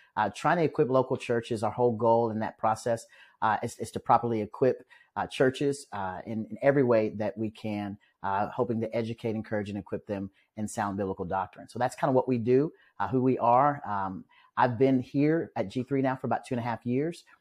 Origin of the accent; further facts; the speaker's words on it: Omaha, Nebraska, United States; moved away as an adult; now in Douglasville, Georgia, United States; back in Omaha, Nebraska, where I'm from.